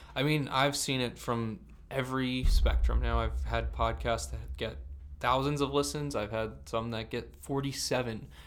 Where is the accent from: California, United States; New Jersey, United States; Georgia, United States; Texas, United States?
New Jersey, United States; Vineland; I'm a 25 minute drive from Philadelphia, but I'm from Vineland, New Jersey